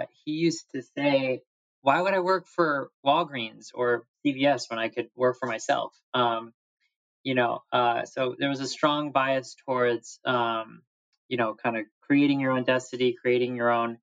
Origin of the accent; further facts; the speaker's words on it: Wheaton, Illinois, United States; I was not a Christian growing up in Wheaton, Illinois.